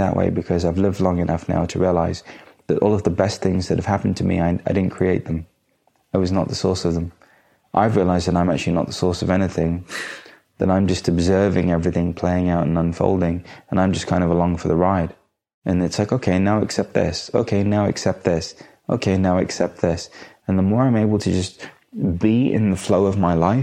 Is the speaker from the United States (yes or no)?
no; India; being Indian